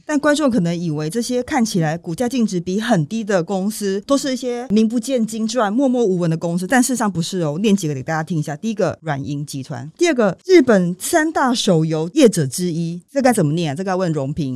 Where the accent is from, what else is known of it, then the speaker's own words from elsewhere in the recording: Taiwan; 对于我们台湾人来说